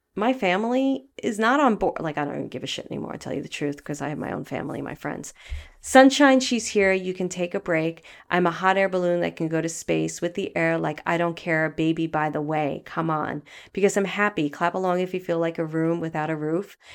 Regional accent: New York City, New York, United States; also born or lived in Los Angeles, United States; now in Marin County area, United States; I went to a very elite Catholic grammar school where, um, it was two city blocks, which is huge in Brooklyn

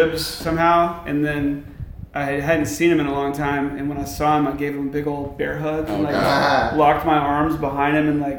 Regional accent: the South, United States; you're growing up in the South

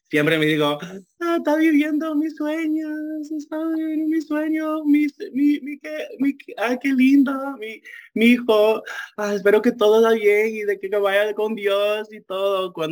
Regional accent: Dominican Republic; accent: Dominican; Spanish is a second language; Tengo acento dominicano, no sé por qué, porque todos mis, todo, ah, de mis, amigas y mi mamá son dominicanos.

